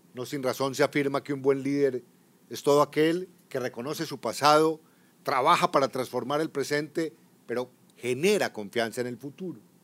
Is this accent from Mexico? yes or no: no; Colombia; como director de la policía, como general de cuatro estrellas en mi país